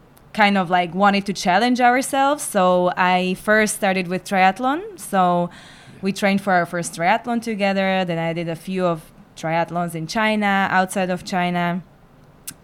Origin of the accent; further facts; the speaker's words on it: Slovakia; moved away; I'm from Slovakia.